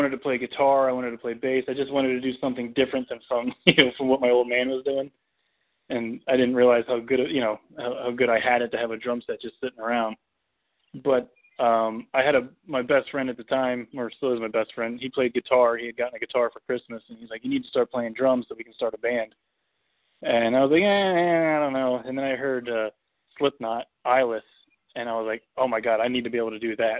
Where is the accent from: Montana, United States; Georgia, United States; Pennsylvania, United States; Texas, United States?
Pennsylvania, United States; moved away; I grew up in Pennsylvania